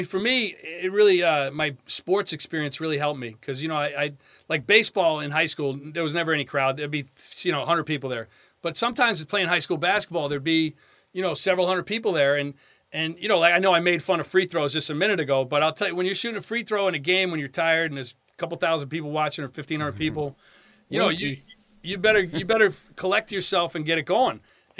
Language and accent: English; Long Island, New York, United States; You know, I'm from Long Island.